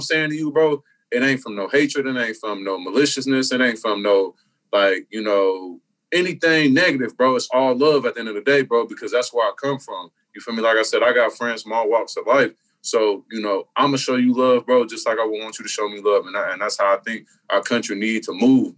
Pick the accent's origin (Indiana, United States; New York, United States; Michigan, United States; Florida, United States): Indiana, United States; Indianapolis; I'm from Indianapolis